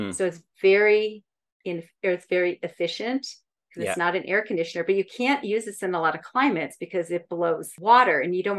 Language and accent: English; Minnesota, United States; also born or lived in California; now in Boulder, United States; But I grew up in Minnesota, where there's a lake literally every turn.